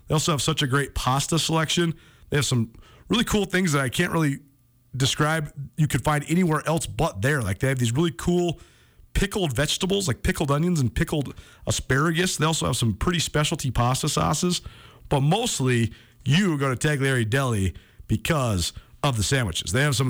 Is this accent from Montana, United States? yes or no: yes; Missoula, Montana, United States; when I was a little kid growing up in Missoula, I used to love listening to Craig Johnson on the radio.